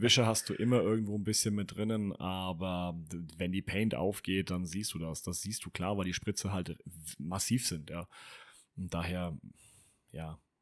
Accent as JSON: {"language": "German", "area": "Franconia", "region": "Bavaria", "country": "Germany", "said": "Ich bin selber Franke, ja, es war ein Fauxpas, Entschuldigung. Äh, ich komme aus Franken"}